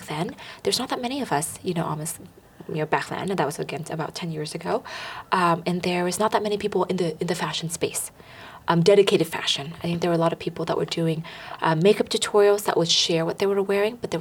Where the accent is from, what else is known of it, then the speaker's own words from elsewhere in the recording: Bay Area, California, United States; Growing up in the Bay Area